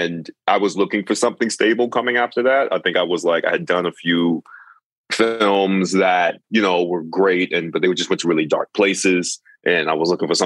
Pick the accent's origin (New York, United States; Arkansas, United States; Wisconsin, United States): New York, United States; I'm from New York